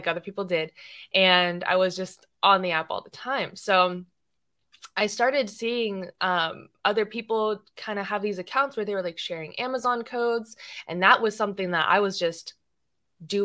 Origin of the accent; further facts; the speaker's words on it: Atlanta, Georgia, United States; I'm from Atlanta, Georgia